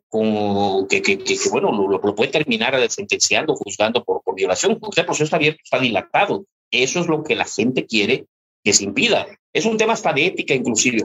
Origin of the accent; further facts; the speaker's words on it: Mexico; nosotros como mexicanos